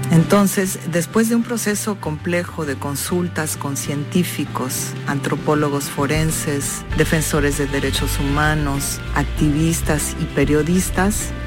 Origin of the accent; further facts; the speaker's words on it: Mexico; also born or lived in New York / Mexico City; Soy una artista transdisciplinar mexicana. Radico y trabajo en Nueva York y la Ciudad de México.